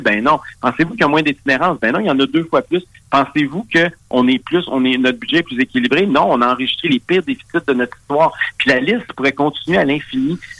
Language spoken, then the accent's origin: French; Quebec, Canada; en tant que Québécois